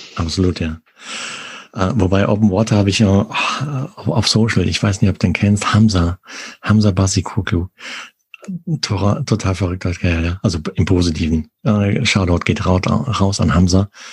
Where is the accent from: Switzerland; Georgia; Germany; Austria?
Germany; Arnsberg, North Rhine-Westphalia; da, wo ich aufgewachsen bin, in Arnsberg